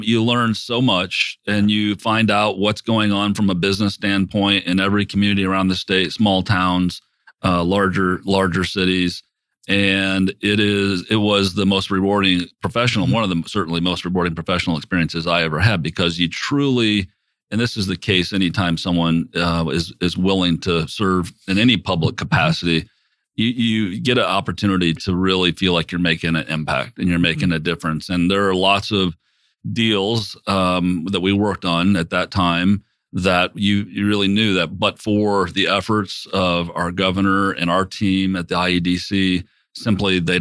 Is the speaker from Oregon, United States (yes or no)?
no; South Bend, Indiana, United States; moved away as an adult; also born or lived in Mishawaka, Indiana / Russia; I grew up in Northern Indiana in South Bend and Mishawaka